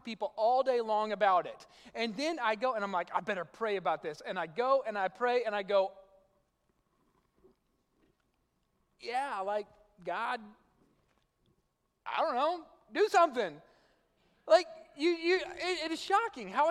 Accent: South Arkansas, United States; moved away; I'm from South Arkansas

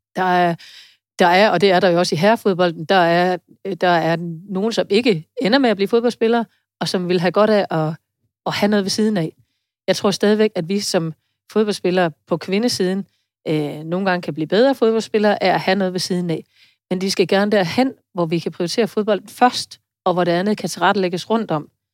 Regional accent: Denmark; also born or lived in Vejle; vi måske som danskere

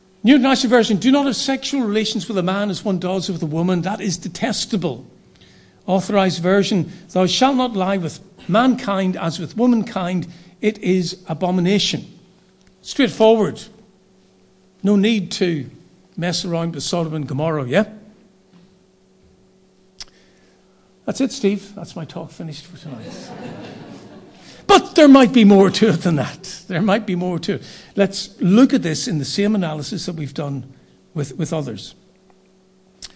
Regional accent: Northern Ireland, United Kingdom; I was from Northern Ireland.

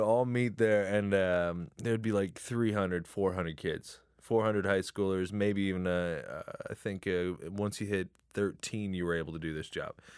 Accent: Chatham, Ontario, Canada; also born or lived in Windsor; I'm originally from Chatham

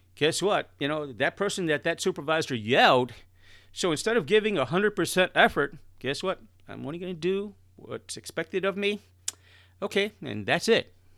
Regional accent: Chicago, Illinois, United States; I'm originally born and raised in Chicago, and I'm talking about the inner city of Chicago

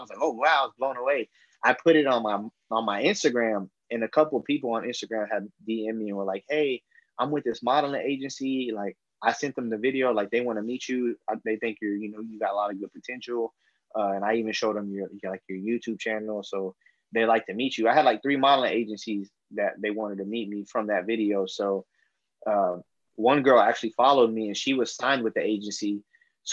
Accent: Fort Worth, Texas, United States; I'm from Fort Worth, Texas

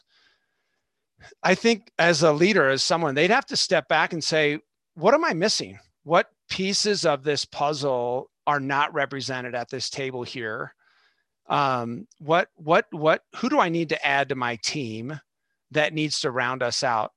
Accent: Southern California, United States; I'm from Southern California

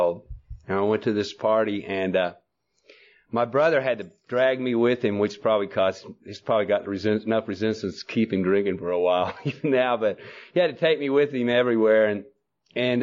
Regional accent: Oklahoma, United States; moved away as an adult; also born or lived in Norman, Oklahoma; now in Texas, United States; I was born in Oklahoma, and, you know, what a place to be born

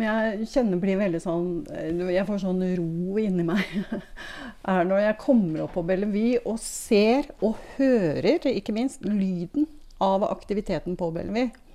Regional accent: Tomter, Innlandet, Norway; moved away as an adult; now in Jeløya, Norway; Jeg kommer fra tomter. Så jeg er fra Innlandet

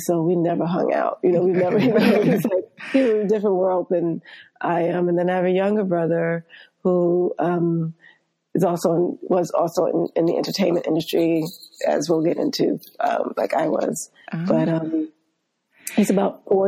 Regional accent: New York City, New York, United States; I grew up here in New York in an area of Queens called Marlton, Queens. It's in Southeast Queens

